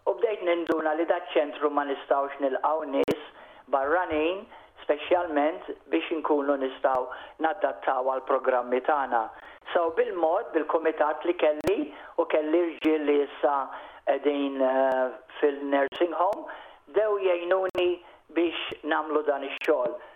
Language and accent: Maltese; Malta; now in Wollongong, Australia; Bħala Maltin aħna għanna nkunu gburin b'din l-art